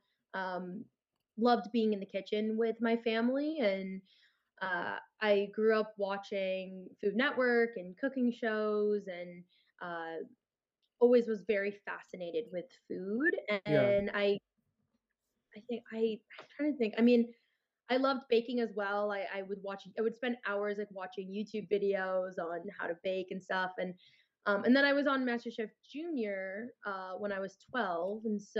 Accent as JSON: {"language": "English", "town": "Los Angeles", "region": "California", "country": "United States", "tie": "born or raised there", "said": "growing up in Los Angeles"}